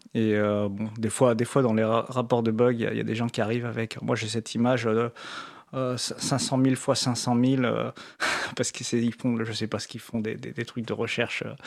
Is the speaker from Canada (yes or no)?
no; France; comme on est français